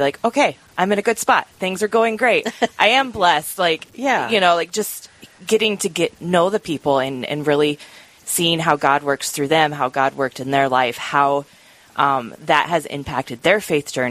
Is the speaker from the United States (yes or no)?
yes; Des Moines Diocese, Iowa, United States; now in Sioux Falls, United States; I grew up outside of the Omaha area, actually in the Des Moines Diocese